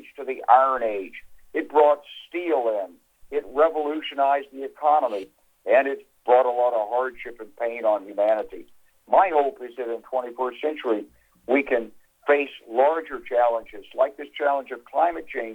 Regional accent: Arkansas, United States; When I was a young man growing up in Arkansas

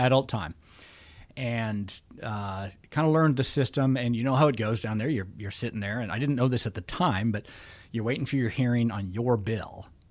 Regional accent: Alaska, United States

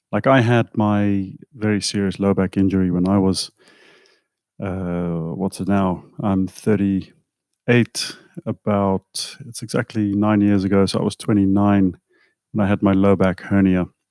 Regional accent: South Africa; moved away; I come from South Africa where we, we had some really good food, at least when I was younger.

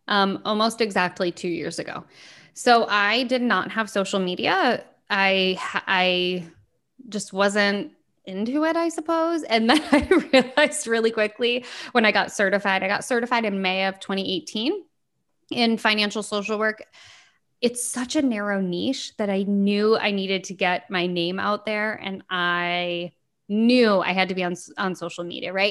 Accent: United States; born or raised there

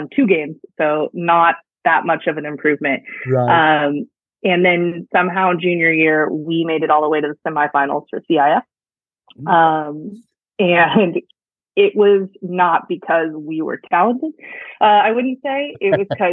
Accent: Santa Maria, California, United States; moved away as an adult; now in Charleston, United States; Right down the road from y'all in Santa Maria

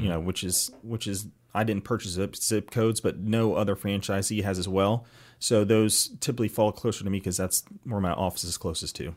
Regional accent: East Cobb, Georgia, United States; I actually grew up here in East Cobb

